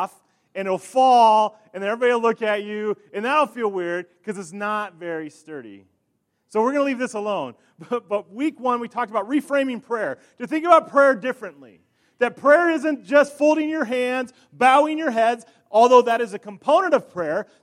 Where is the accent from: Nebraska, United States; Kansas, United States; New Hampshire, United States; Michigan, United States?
Nebraska, United States; York; in my hometown that I grew up in, York, Nebraska